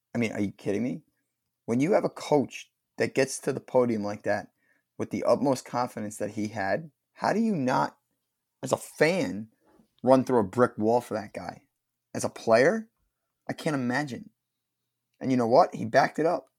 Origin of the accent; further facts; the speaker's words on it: New Jersey, United States; accent: New York; I'm from fucking North Jersey